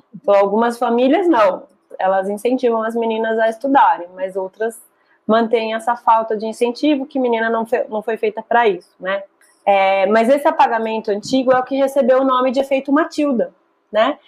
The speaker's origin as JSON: {"language": "Portuguese", "country": "Brazil", "said": "como brasileiros"}